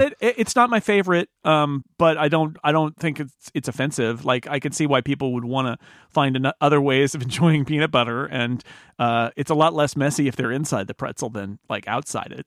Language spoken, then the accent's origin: English; California, United States; I'm from California